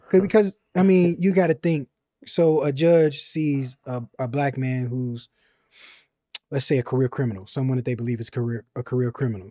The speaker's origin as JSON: {"language": "English", "town": "Chicago", "region": "Illinois", "country": "United States", "moved": "yes", "said": "I'm from Chicago."}